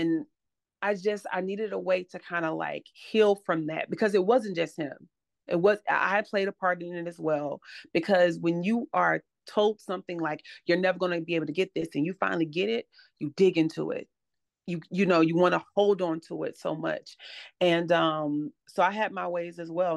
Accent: Atlanta, Georgia, United States; now in Charlotte, United States; live in Charlotte now, but I'm originally from Atlanta, Georgia.

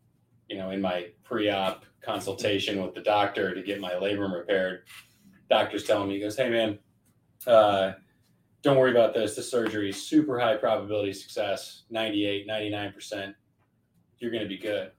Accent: Colorado, United States; I'm born and raised in Colorado

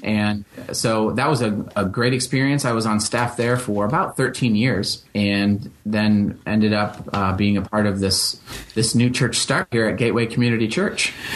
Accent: Holland, Michigan, United States; growing up in Western Michigan

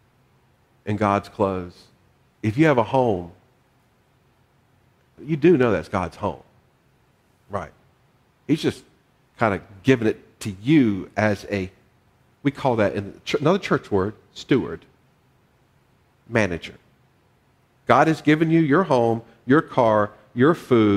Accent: the South, United States; part of my journey is growing up in the South

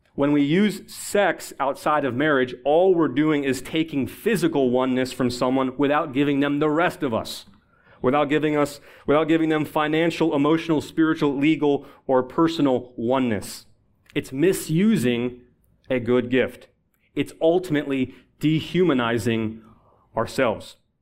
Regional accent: Buffalo, New York, United States; now in Washington, D.C., United States; I'm originally from Buffalo, New York.

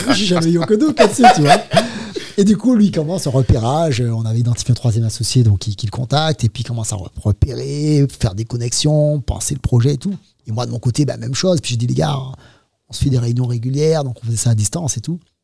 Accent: Martinique; moved away as an adult; je viens de Martinique

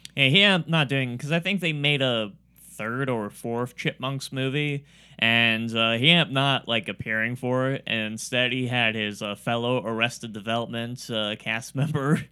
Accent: Warren, Ohio, United States; I have a Warren address, but I don't live in Warren

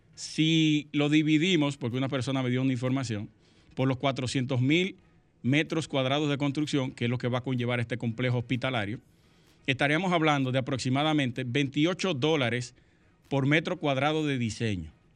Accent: Sosúa, Puerto Plata, Dominican Republic; nosotros nos criamos juntos en Sosúa

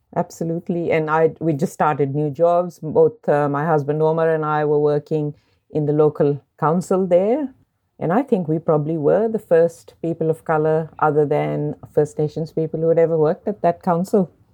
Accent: Lahore, Punjab, Pakistan; moved away as an adult; also born or lived in Sydney / Port Macquarie; now in Australia; I grew up in Lahore, a city of ten million people

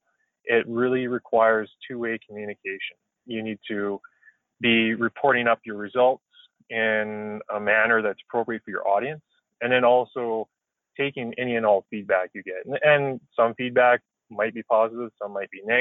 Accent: Carberry, Manitoba, Canada; moved away; Carberry, Manitoba, which is my hometown where I grew up just outside of.

